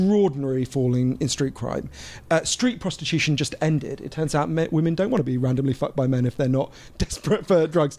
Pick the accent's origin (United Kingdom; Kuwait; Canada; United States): United Kingdom; I'm a Swiss citizen because of my dad, as well as obviously British